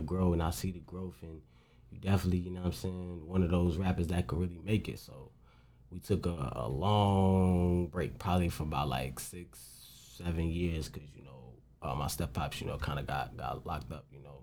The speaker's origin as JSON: {"language": "English", "town": "St. Paul", "region": "Minnesota", "country": "United States", "tie": "born or raised there", "said": "I grew up in St. Paul, like the capital of the city"}